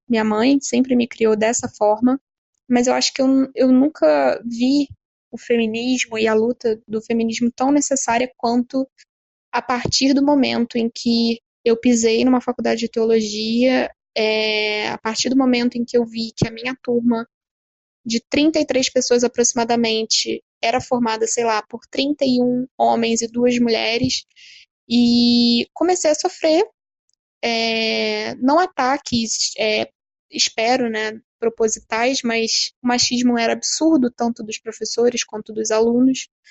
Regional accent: Rio de Janeiro, Brazil; eu tenho 28 anos, sou do Rio de Janeiro

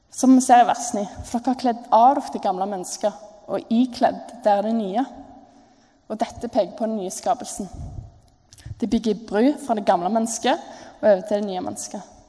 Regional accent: Jørpeland, Rogaland, Norway; moved away; jeg kom fra Jørpeland, eh, som er ut fra mine øyne verdens fineste plass. Det ligger eh, på innsida av Stavanger. Og hvis dere bor på Preikestolen, så er det et kvarter derfra.

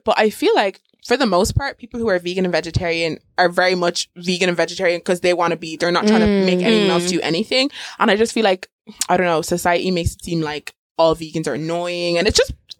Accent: Westmeath, Ireland; I'm from Westmeath.

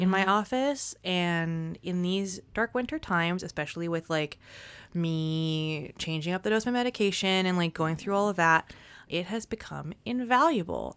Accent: United States; I grew up in the United States

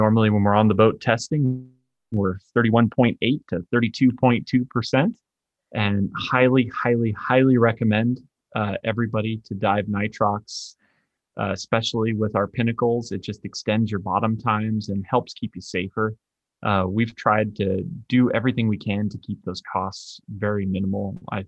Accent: Arizona, United States; I'm from Arizona, so I just know that we are always 3 hours in front of Arizona.

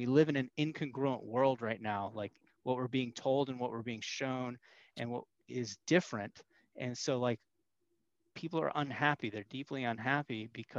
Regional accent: Northern Virginia, United States; I'm here in Northern Virginia. So we're like 30, 40 minutes outside of DC

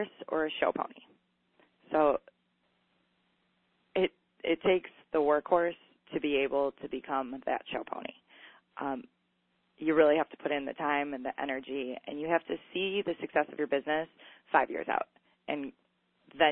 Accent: Chicago, Illinois, United States; the streets that I grew up in Chicago

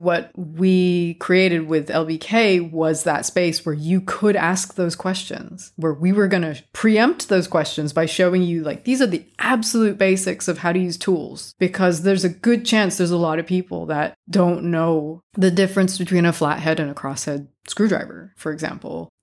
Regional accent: California, United States; moved away as an adult; also born or lived in Japan; now in London, United Kingdom; I'm originally from California

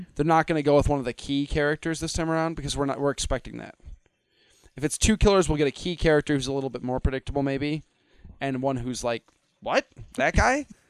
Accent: Midwest, United States; I'm a Midwesterner

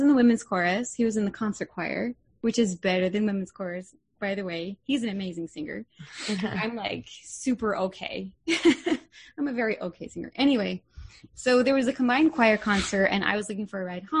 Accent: East Coast, United States; I grew up on the East Coast.

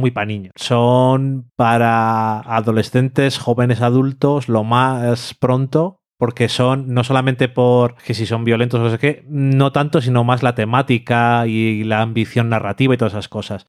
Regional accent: Burgos, Castile and León, Spain; Yo soy nacido y criado en Burgos

